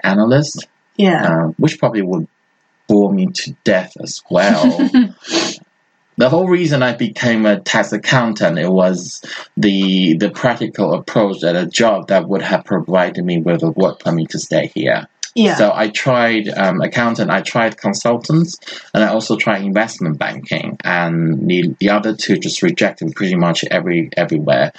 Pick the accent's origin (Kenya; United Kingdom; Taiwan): Taiwan; English is a second language; my country is a very small country